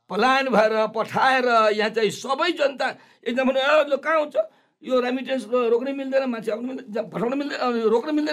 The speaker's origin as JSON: {"language": "Nepali", "area": "Sarlahi", "region": "Madhesh Province", "country": "Nepal", "tie": "born or raised there", "said": "सर्लाहीमा मेरो घर छ मेरो आफ्नो गाउँ छ आफ्नो क्षेत्र छ"}